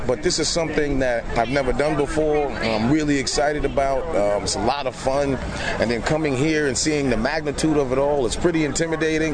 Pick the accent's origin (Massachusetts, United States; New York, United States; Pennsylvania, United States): New York, United States; I'm from New York, so we didn't have really cars in high school